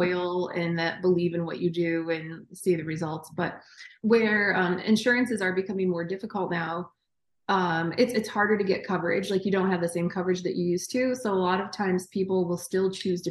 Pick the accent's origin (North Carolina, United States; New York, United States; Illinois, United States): New York, United States; Interlaken; moved away as an adult; now in Boston, United States; I was born in upstate New York in a town called Interlaken